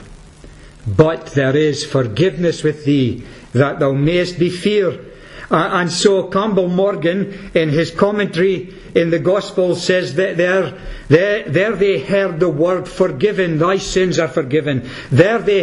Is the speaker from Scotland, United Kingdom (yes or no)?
yes; Peterhead, Scotland, United Kingdom; I'm from Peterhead